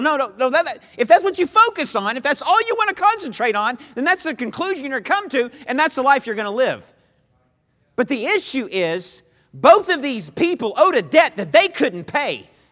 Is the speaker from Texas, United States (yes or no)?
yes; Texas, United States; moved away as an adult; also born or lived in Missouri; I was from Texas, and I went to school in Missouri